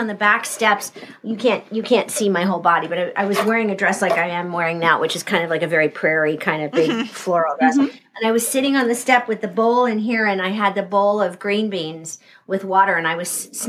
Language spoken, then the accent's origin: English; Southern California, United States; moved away; I grew up in Southern California.